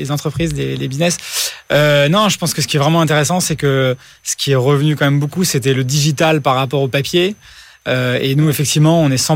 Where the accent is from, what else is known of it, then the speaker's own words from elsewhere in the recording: United States; Moi, j'ai grandi aux États-Unis et vraiment là-bas, tout était digitalisé. Il n'y avait aucune démarche qui se faisait par la poste.